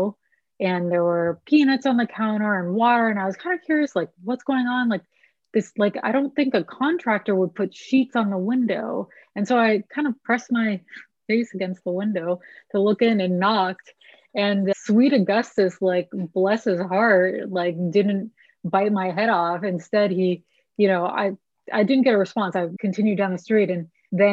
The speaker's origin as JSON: {"language": "English", "town": "El Granada", "region": "California", "country": "United States", "tie": "born or raised there", "also_born_or_lived": "San Francisco / East Coast / Austin", "moved": "as an adult", "said": "I was born in San Francisco and moved south of the city to a little town called El Granada when I was 4 and kind of grew up there"}